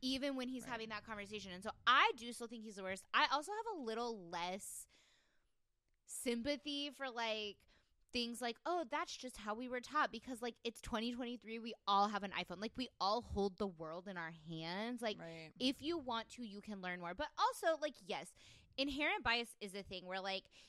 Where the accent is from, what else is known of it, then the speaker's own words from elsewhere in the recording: Texas, United States; I'm from Texas